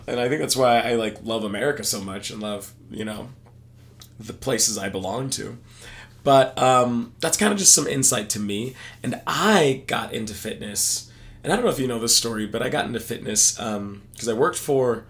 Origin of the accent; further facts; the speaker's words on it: Texas, United States; No, I'm from Texas.